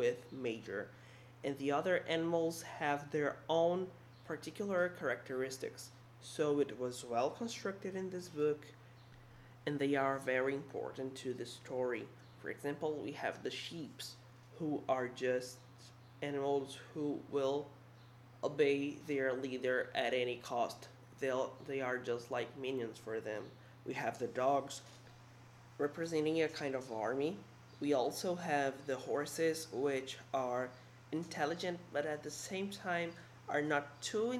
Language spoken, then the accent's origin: English; Brazil; I'm from Brazil